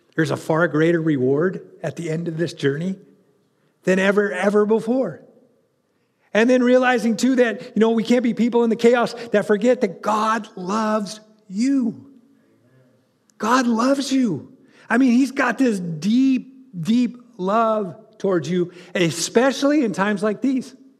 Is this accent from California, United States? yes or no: yes; California, United States; moved away; I grew up in California